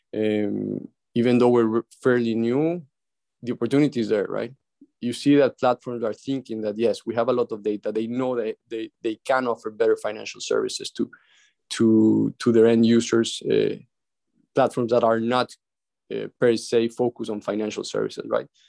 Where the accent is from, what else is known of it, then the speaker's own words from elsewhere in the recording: Ecuador; now in Miami, United States; in my country where I was raised in Ecuador